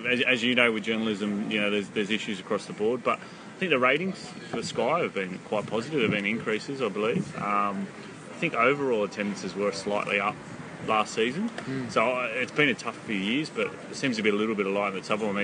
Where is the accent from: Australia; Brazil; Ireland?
Australia; moved away as an adult; now in Sheffield, United Kingdom; growing up in Australia, and coming from the system we have